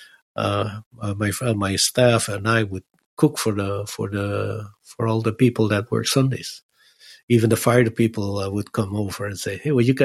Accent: Netherlands; now in Los Angeles, United States; I said, oh, from Holland.

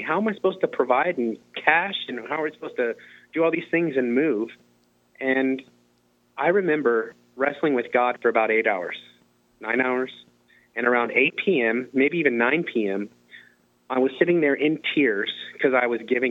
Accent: Muncie, Indiana, United States; I was born in Muncie.

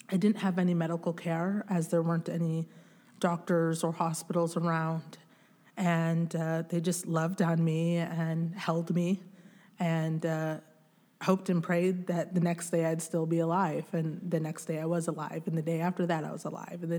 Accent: DR Congo; born there; So I was born in the Democratic Republic of the Congo in a mud hut.

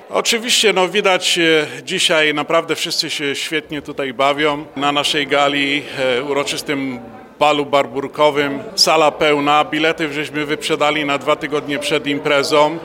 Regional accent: Silesian Voivodeship, Poland; now in Chicago, United States; jako Ślązacy

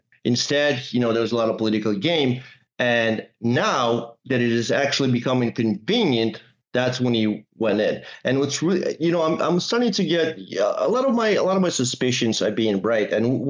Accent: Russia; now in United States; being a Russian citizen, I'm an American citizen, also growing up there during the Chechen wars

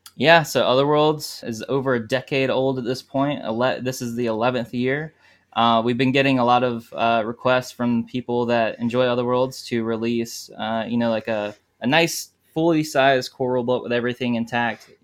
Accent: South Carolina, United States; I'm from South Carolina, and, uh, I gr, I was born and raised here.

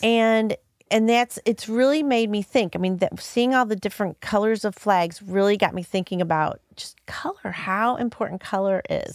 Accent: Hazelwood, Missouri, United States; I grew up, so I grew up in Hazelwood.

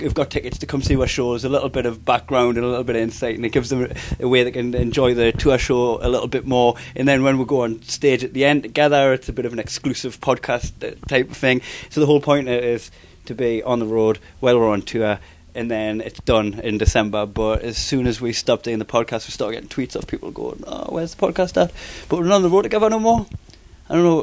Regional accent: Newcastle upon Tyne, North East England, United Kingdom; accent: Geordie; I'm Geordie, it sounds like I'm saying our cake

